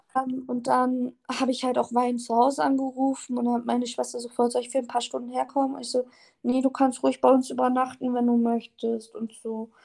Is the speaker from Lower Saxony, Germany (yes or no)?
yes; Oldenburg, Lower Saxony, Germany; ich komme aus Oldenburg.